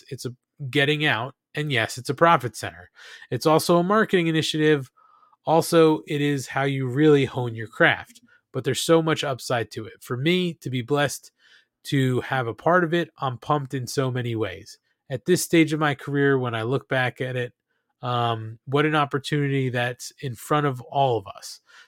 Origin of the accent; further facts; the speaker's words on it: Nashville, Tennessee, United States; I was born and raised here in Nashville